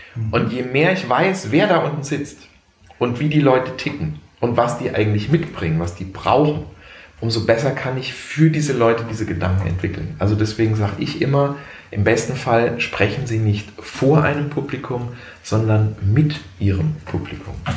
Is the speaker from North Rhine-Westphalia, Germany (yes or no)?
no; Heidelberg, Baden-Württemberg, Germany; am Stadttheater auch in Heidelberg, was meine Heimatstadt ist